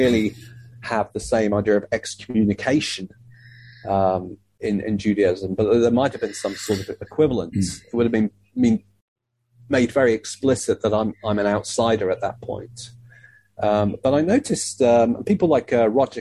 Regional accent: Leeds, Yorkshire and the Humber, United Kingdom; the Jewish community in Leeds, which is very small and kind of compact, it almost had kind of felt to me anyway, growing up there

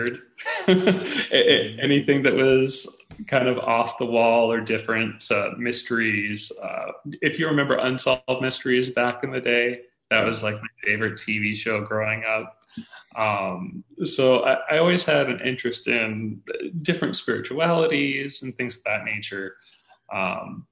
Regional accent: Alaska, United States; I grew up in Alaska

